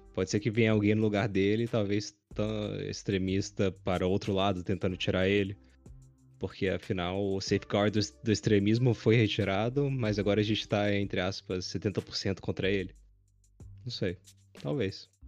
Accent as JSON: {"language": "Portuguese", "country": "Brazil", "said": "eu sou brasileiro"}